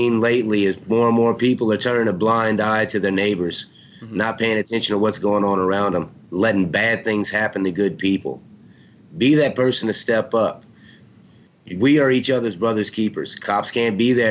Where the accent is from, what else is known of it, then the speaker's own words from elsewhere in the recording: United States; I'm half Mexican, I'm half Irish, but I'm 100% American